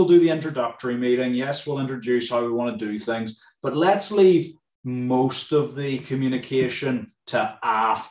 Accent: Northern Ireland, United Kingdom; moved away; I'm from Ireland

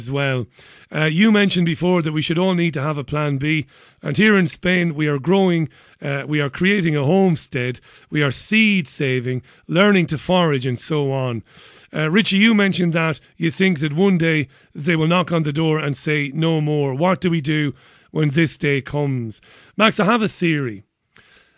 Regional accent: Waterford, Munster, Ireland; my hometown of Waterford

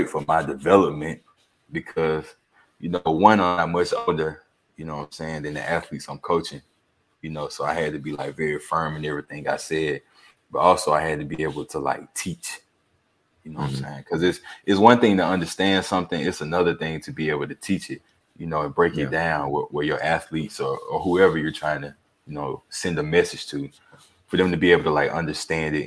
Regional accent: Alabama, United States; growing up in Alabama

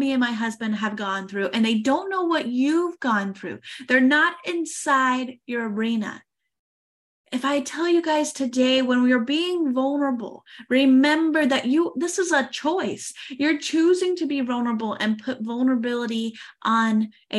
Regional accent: United States; moved away as an adult; now in France; I am an American

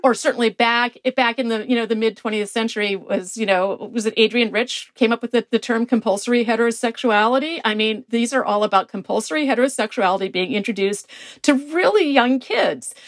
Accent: Milwaukee, Wisconsin, United States; I am from Milwaukee, Wisconsin

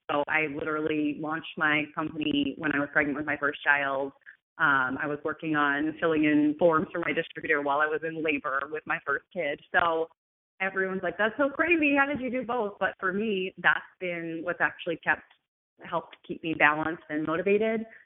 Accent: United States; also born or lived in New York; I'm from America.

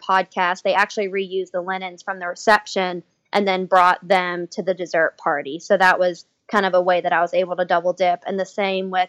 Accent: Ohio, United States; I'm from Ohio

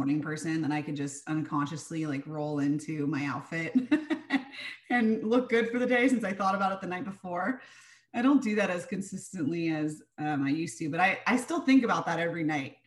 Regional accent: San Diego, California, United States; growing up in San Diego

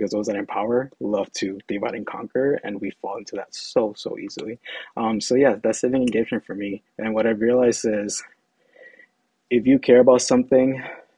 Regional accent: Holyoke, Massachusetts, United States; So born and raised in Holyoke, Holyoke, Massachusetts, which is in Western Mass, 413.

